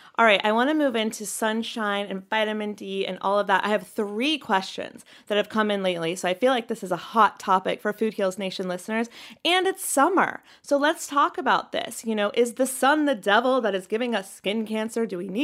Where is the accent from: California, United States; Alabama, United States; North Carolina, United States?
North Carolina, United States; We did this too, growing up in North Carolina.